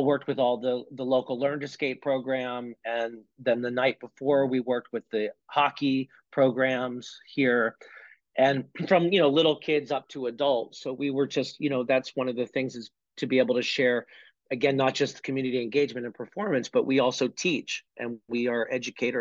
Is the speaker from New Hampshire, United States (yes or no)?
yes; North Conway, New Hampshire, United States; also born or lived in Winthrop, Maine; I grew up in North Conway, New Hampshire